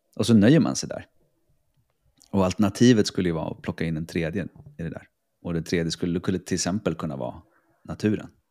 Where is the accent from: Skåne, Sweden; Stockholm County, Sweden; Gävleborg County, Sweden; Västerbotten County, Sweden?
Stockholm County, Sweden; Stockholm; moved away as an adult; also born or lived in Piteå; now in Reykjavik, Iceland; jag är från Stockholm, eh, för det mesta